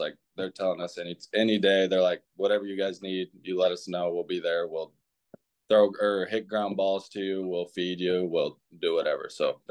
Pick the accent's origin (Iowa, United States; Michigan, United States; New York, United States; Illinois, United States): Iowa, United States; Clinton; I'm actually from Clinton, Iowa. So I grew up, it's like 2.5 hours from Chicago. So I grew up going to all the Cubs games and stuff.